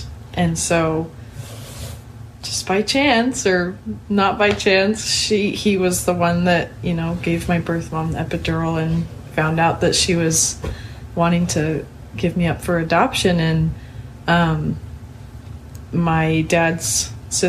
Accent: Kaysville, Utah, United States; moved away; also born or lived in Vancouver, Washington / Spokane, Washington; I grew up in Kaysville, Utah

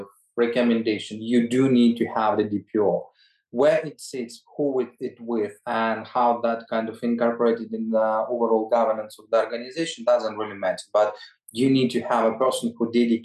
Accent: Ukraine; now in United Kingdom; my home country in Ukraine

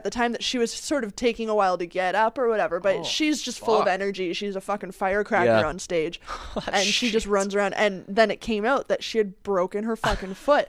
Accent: Canada

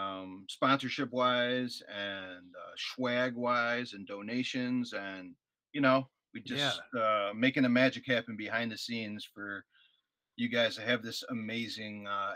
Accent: Illinois, United States; now in Northwest Indiana, United States; And so when we moved to Northwest Indiana, because I'm a transplant from Illinois, we decided that the area itself needed something.

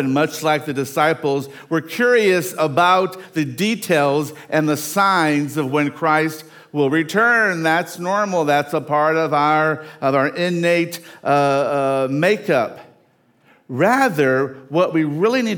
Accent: Dumas, Arkansas, United States; moved away; I came from Dumas, Arkansas

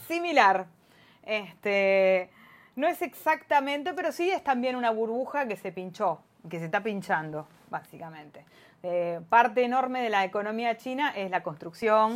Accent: Argentina; Como Argentina

